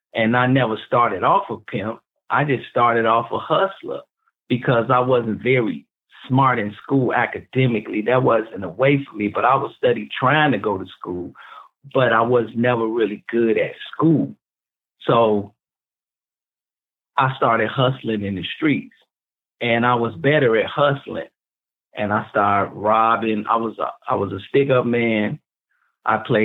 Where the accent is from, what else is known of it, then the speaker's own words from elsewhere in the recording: Chicago, Illinois, United States; I grew up in Chicago projects.